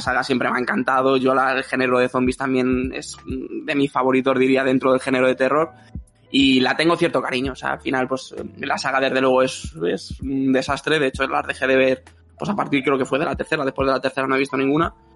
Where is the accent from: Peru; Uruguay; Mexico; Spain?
Spain; Madrid, Community of Madrid; yo soy de Madrid